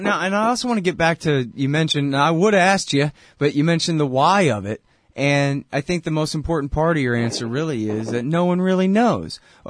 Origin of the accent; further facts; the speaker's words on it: Texas, United States; I'm a Texan.